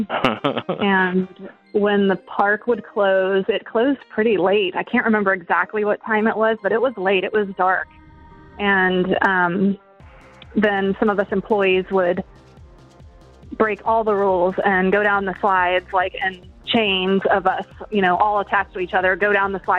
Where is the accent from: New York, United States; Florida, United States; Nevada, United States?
Florida, United States; Shalimar; now in Niceville, United States; I currently live in Niceville, but I grew up in Shalimar